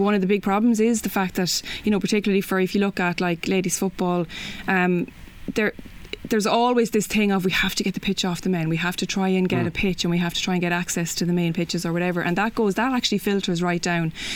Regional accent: Kilkenny, Leinster, Ireland; now in Dublin, Ireland; I'm from Kilkenny

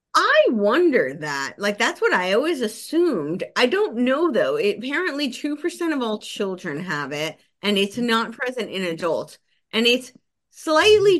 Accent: New Jersey, United States; moved away; also born or lived in Los Angeles; I grew up right outside New York City. So it was very close to the George Washington Bridge

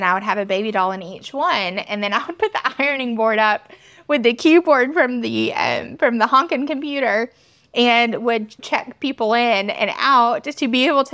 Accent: Atlanta, Georgia, United States; also born or lived in LaGrange, Georgia; I grew up right outside of Atlanta

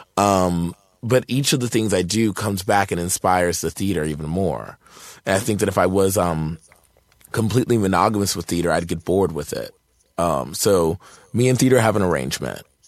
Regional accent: Martinsville, Virginia, United States; born or raised there; moved away

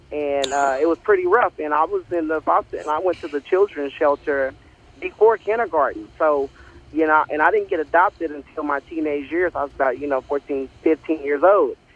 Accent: Oklahoma City, Oklahoma, United States; also born or lived in Texas; born and raised. Uh, I've lived in Texas and uh, yes, I'm from Oklahoma, and I love it. You know, it's one of the best states out there. It's the heartland.

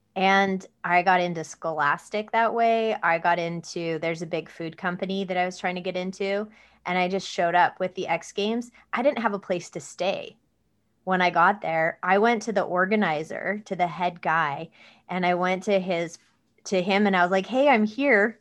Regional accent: Mojave Desert, Southern California, United States; I was born in Southern California in the desert, uh, in the Mojave Desert, um, and we lived on a dirt road in the middle of nowhere in a mobile home.

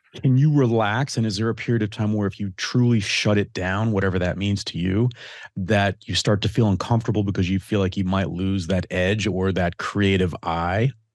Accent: Detroit, Michigan, United States; I grew up in Detroit.

